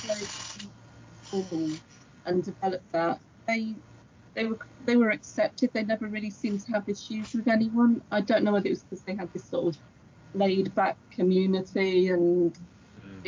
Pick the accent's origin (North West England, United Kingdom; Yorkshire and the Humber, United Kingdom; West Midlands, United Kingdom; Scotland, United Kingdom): West Midlands, United Kingdom; Shropshire; now in Wales, United Kingdom; growing up in Shropshire, that was snowy as well